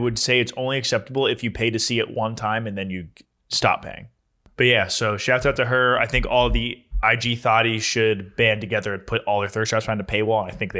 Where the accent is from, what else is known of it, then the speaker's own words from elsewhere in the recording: New Jersey, United States; I'm from Jersey. I like pork roll.